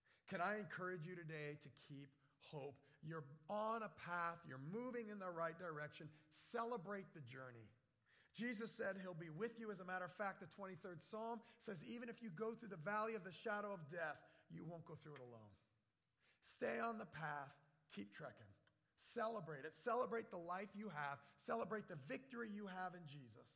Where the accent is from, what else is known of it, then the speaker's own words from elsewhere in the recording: Virginia, United States; moved away; also born or lived in Florida / Wisconsin; the mountains I grew up in Virginia.